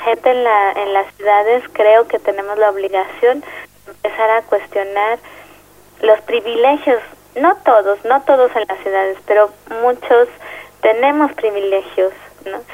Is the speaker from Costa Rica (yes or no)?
no; Mexico City, Mexico; soy psicóloga social y soy de la Ciudad de México.